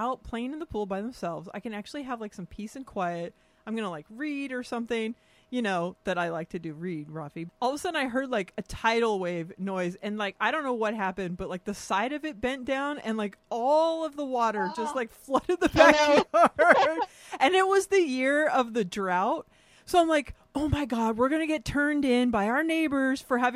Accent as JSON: {"language": "English", "region": "California", "country": "United States", "tie": "born or raised there", "said": "growing up in California"}